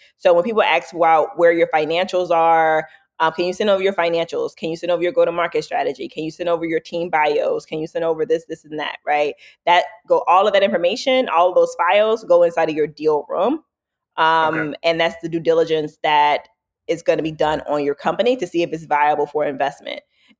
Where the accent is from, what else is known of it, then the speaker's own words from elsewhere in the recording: the South, United States; I gave a talk, right, on our all hands about me growing up in the South, right, and dealing with racism, et cetera.